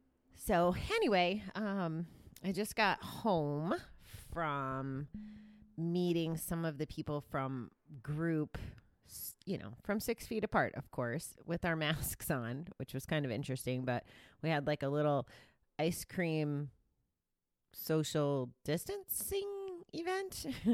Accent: Kansas City, Missouri, United States; it's traditionally the way I grew up in GA in Kansas City

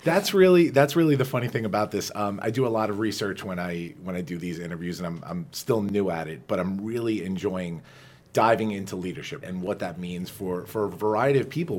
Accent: Farmingdale, New York, United States; growing up on Long Island, you know, as we all did, we're both Dalers

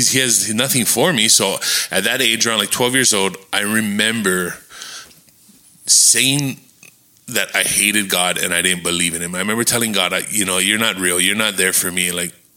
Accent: Kona, Hawaii, United States; I was raised in Kona

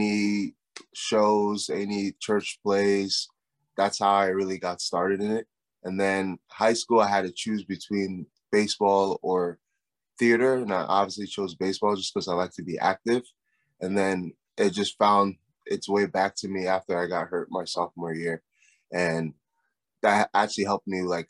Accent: New Jersey, United States; moved away; I'm first generation American. I grew up in New Jersey

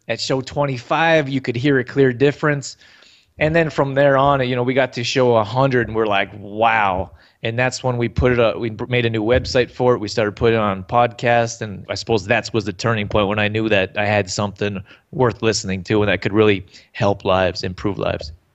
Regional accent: Canada; I grew up here in Canada

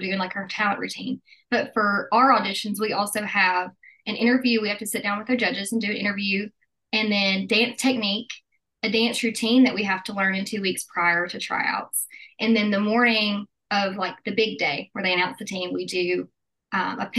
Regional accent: Tuscaloosa, Alabama, United States; So I'm from Tuscaloosa

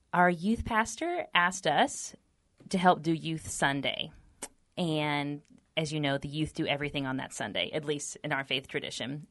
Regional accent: Texas, United States; We're both native Texans

